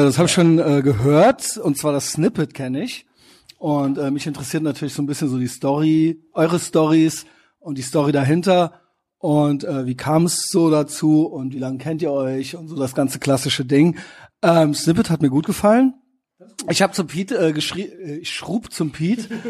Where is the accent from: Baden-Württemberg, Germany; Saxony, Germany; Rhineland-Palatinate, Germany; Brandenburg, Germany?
Rhineland-Palatinate, Germany; Koblenz; ich bin aus Koblenz, alles drumherum äh, habe ich natürlich mitgenommen äh, in meinen jungen Jahren